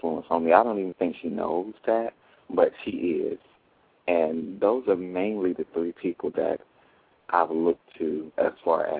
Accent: Jesup, Georgia, United States; I'm from Jessup, Georgia

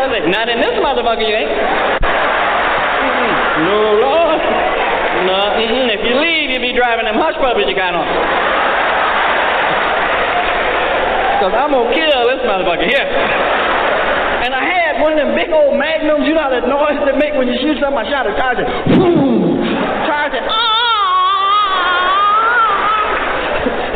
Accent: Peoria, Illinois, United States; born or raised there

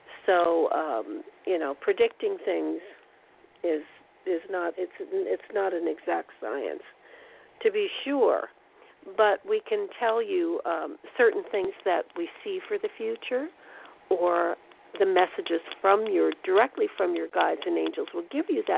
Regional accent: East Coast, United States; moved away; I'm originally from the East Coast

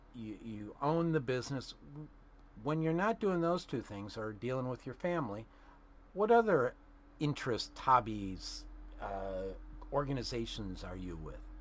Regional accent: Chicago, Illinois, United States; moved away as an adult; also born or lived in Bloomingdale, Illinois; now in California, United States; I am a South Chicago native.

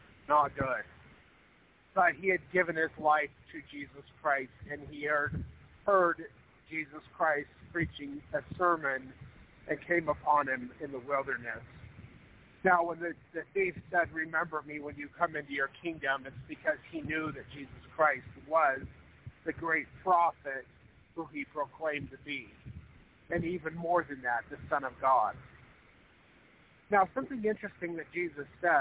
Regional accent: Spencer, Idaho, United States; I grew up a lot in Spencer, Idaho, which is just about 14 miles south of the Montana-Idaho border

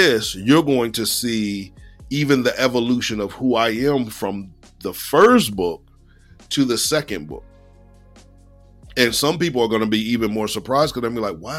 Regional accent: Lower Slower Delaware, United States; I'm from Lower Slower Delaware

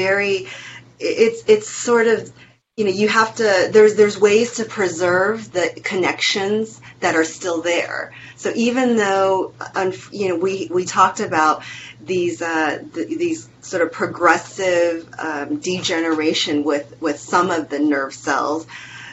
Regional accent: Taiwan; moved away; the house that I was born in Taiwan

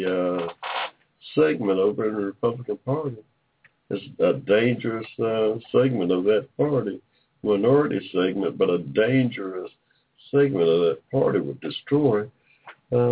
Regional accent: Georgia, United States; in Georgia, in my state, in my home state

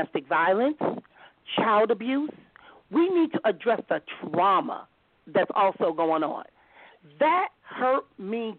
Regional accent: Compton, California, United States; Growing up in Compton, because I'm from Compton, California

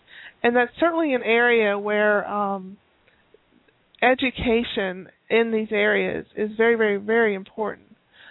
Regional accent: Tennessee, United States; I'm from Tennessee originally, but I haven't lived in Tennessee in about 11 years.

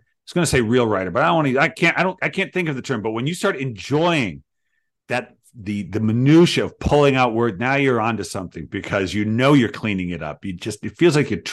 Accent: United States; I'm American

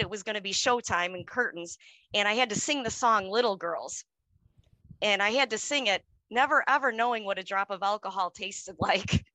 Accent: Chicago, Illinois, United States; now in suburb of Chicago, United States; I was born and raised on the city, on the Chicago south side

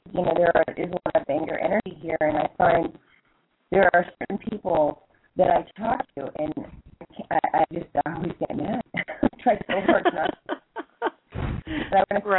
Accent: United States; now in Jordan; as an American

